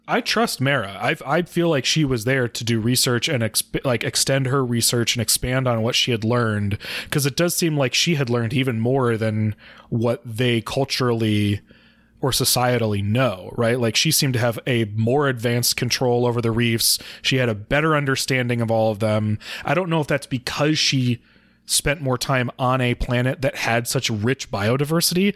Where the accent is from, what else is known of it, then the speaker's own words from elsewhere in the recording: Midwest of the United States, United States; as a white person growing up in the Midwest of the United States